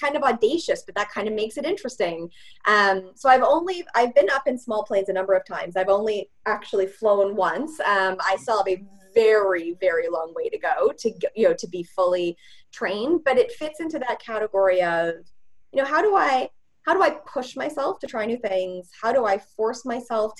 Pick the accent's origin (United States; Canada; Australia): Canada; Edmonton, Alberta; I'm from Edmonton, Alberta, and I grew up in the 80s